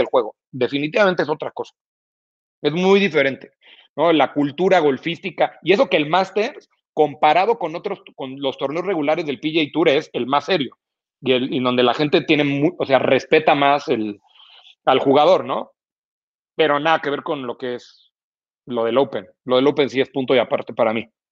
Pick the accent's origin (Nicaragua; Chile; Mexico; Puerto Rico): Mexico; Mexico City; yo yo soy chilango